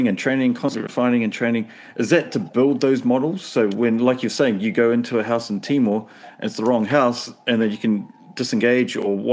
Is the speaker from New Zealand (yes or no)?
yes; New Zealand; as a Kiwi